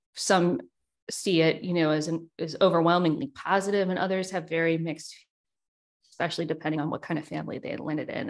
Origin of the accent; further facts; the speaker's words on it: Richmond, Virginia, United States; also born or lived in South Carolina / Auckland, New Zealand; here in my hometown